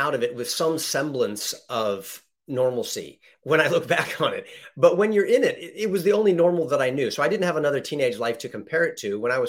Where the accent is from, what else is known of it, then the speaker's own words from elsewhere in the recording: California, United States; Born here.